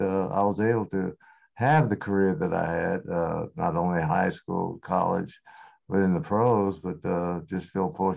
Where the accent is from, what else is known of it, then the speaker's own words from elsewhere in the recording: Portland, Oregon, United States; also born or lived in Houston, Texas; I was born in Houston, Texas, and I moved from Houston when I was 2.5 years old to Portland, Oregon, and played high school, grade school, high school, of course, went to the University of Oregon